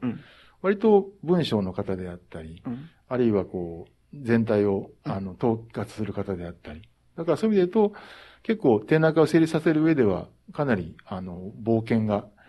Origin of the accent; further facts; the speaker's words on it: Kansai, Japan; moved away; 出身が関西なもんだから